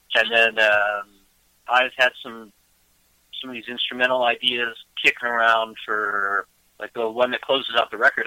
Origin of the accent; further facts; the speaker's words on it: outside of Cleveland, Ohio, United States; moved away as an adult; also born or lived in Boston; I grew up outside of Cleveland.